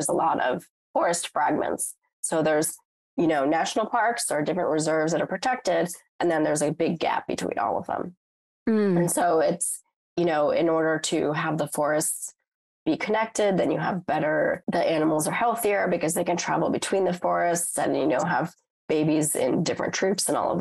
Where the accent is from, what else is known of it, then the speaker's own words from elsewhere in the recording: United States; as an American